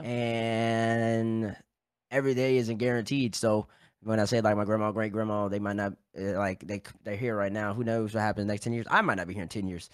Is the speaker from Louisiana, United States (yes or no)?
yes; Baton Rouge, Louisiana, United States; moved away as an adult; I'm from Baton Rouge, Louisiana